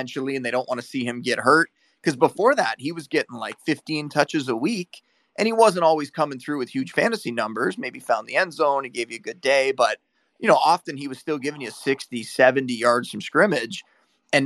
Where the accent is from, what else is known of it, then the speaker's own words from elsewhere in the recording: Niagara Falls, Ontario, Canada; I grew up on a border town, right? Like, I was born in Niagara Falls.